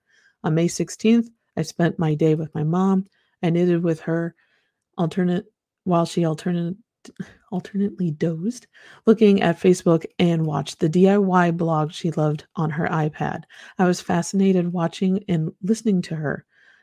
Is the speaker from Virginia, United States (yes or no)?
yes; Virginia, United States; moved away as an adult; now in Waynesville, United States; My husband, Andy, was transferred to Ohio in 2009, so we left my home state of Virginia and moved to Waynesville, Ohio.